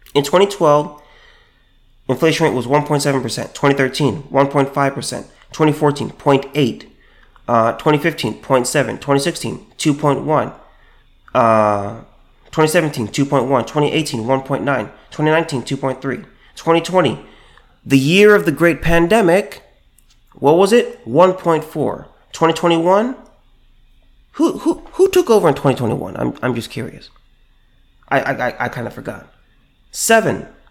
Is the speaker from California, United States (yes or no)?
yes; California, United States; my home state, California